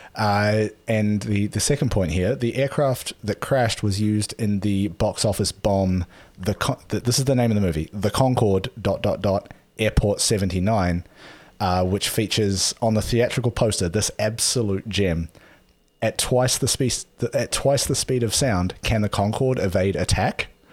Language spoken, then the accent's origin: English; New Zealand; growing up in New Zealand